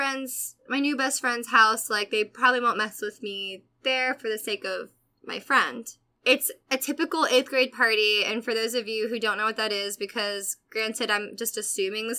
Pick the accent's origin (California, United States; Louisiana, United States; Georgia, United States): Georgia, United States; Atlanta; I grew up in Atlanta